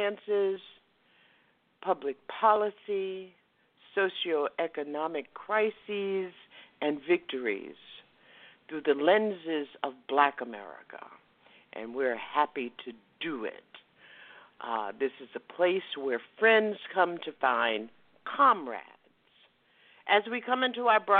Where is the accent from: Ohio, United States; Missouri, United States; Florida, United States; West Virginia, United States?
Florida, United States; West Palm Beach; I grew up in West Palm Beach